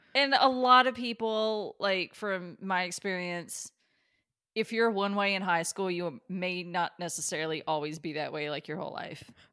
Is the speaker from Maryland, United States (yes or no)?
no; Kentucky, United States; my best friend growing up in Kentucky